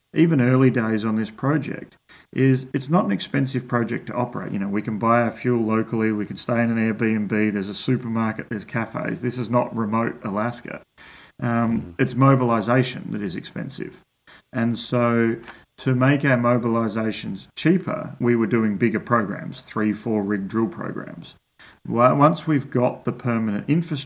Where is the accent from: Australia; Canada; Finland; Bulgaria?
Australia; moved away; an Australian from a farming background